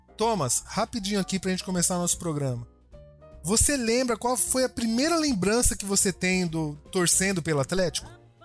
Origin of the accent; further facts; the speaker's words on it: Cuiabá, Mato Grosso, Brazil; eu tô aqui representando o Centro-Oeste, sou de Cuiabá, Mato Grosso